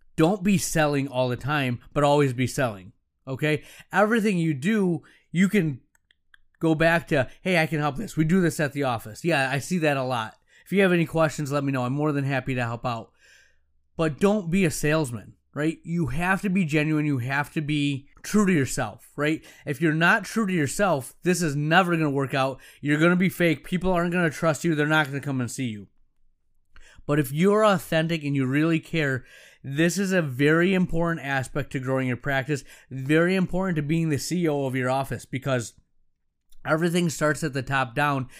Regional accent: Allendale, United States; I'm back in my hometown ten years later, and some of my friends' parents are now my patients. Some of the people I grew up

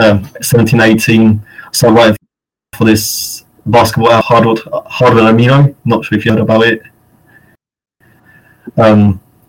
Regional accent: United Kingdom; I'm from the UK

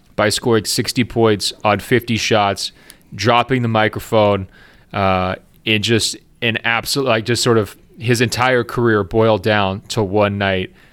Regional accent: Portland, Oregon, United States; growing up in Portland, Oregon

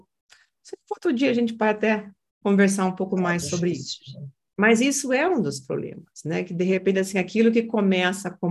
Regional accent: Brazil; Eu não falo mais que eu sou brasileira, não.

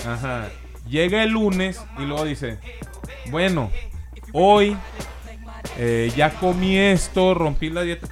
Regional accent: Mexico; Los mismos mexicanos nos etiquetamos

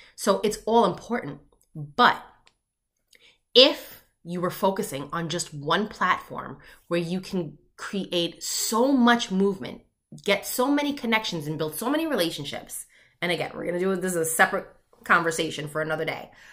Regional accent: Long Island, New York, United States; I grew up in Long Island, New York.

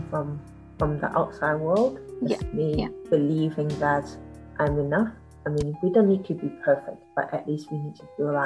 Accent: Hong Kong; now in New Zealand; I was born in Hong Kong.

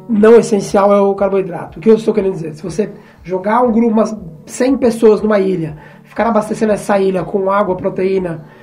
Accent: Brazil; eu sou brasileiro

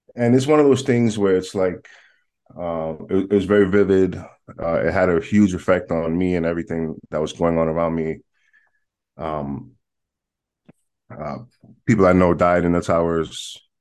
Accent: New York City, New York, United States; I am born and raised in Manhattan, in New York

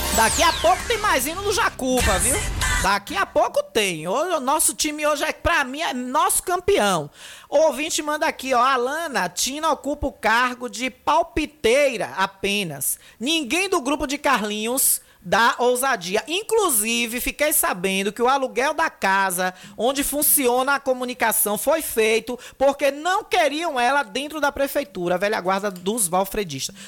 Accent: Feira de Santana, Bahia, Brazil; now in Riachão do Jacuípe, Brazil; na minha certidão de nascimento eu nasci em Feira de Santana

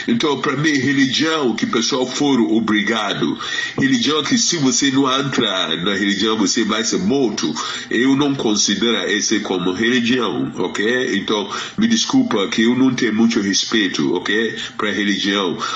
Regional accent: Ghana; Portuguese is a second language; moved away as an adult; now in Brazil; onde eu nasci na Gana

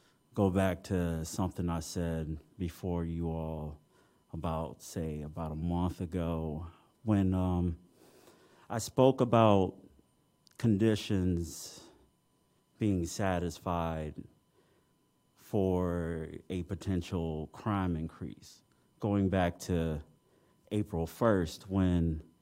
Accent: Detroit, Michigan, United States; now in Champaign-Urbana, United States; my hometown of Detroit in the 90s

